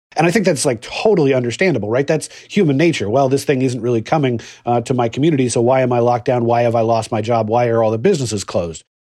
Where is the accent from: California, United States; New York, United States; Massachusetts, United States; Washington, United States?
Washington, United States; Seattle; my hometown of Seattle